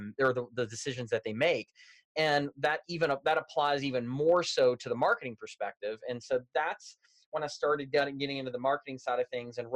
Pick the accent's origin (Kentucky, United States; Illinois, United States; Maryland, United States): Kentucky, United States; Louisville; moved away as an adult; now in Indianapolis, United States; I grew up in Louisville, Kentucky, a Southern boy born and raised.